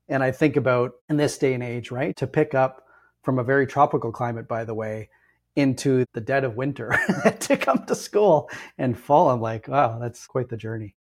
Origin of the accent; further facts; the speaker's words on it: Ontario, Canada; I'm born and raised in Ontario